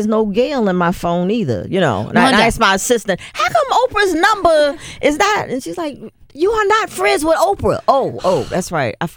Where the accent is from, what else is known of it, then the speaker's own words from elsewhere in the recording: Baltimore, Maryland, United States; I grew up in the Baltimore area